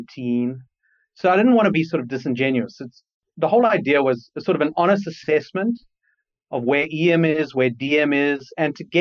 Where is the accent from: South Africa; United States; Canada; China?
South Africa; Johannesburg, Gauteng; moved away as an adult; also born or lived in United Kingdom; now in Cape Town, South Africa; I grew up in Johannesburg, South Africa, until I was about 18